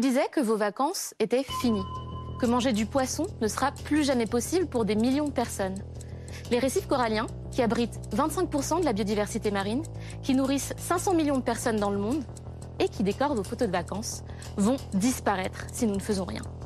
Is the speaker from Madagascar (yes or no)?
yes; Madagascar; J'ai grandi à Madagascar, dans un écrin de paradis.